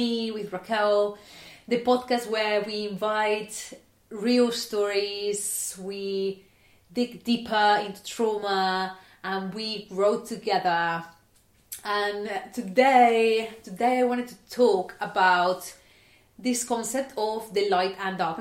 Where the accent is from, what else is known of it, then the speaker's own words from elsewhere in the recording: Barcelona, Catalonia, Spain; now in United Kingdom; I was born in Barcelona, and as you can imagine, it is pretty sunny.